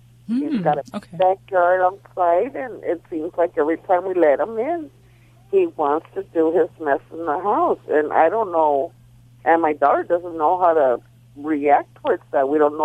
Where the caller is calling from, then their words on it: Baldwin Park, California, United States; I'm calling from Baldwin Park.